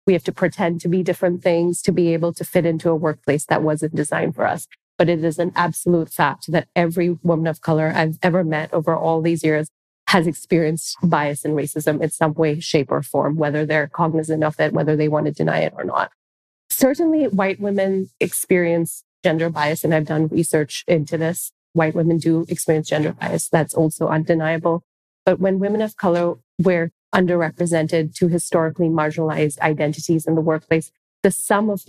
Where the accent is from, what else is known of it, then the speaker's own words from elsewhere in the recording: Singapore; now in United States; So, I say this because I present as Indian. I was born in Singapore. I'm actually Singaporean, so I'm an immigrant to this country.